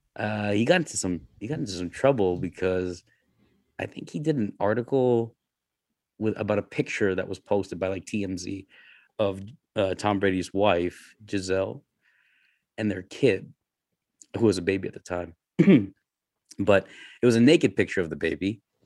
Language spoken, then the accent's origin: English; Canada; I'm Canadian.